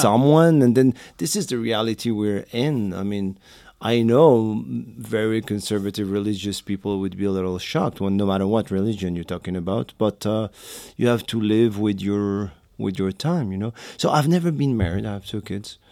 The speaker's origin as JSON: {"language": "English", "country": "Morocco", "tie": "born or raised there", "also_born_or_lived": "France", "second_language": "English", "moved": "yes", "lives_now": "New York City, United States", "said": "I was born and raised in Morocco"}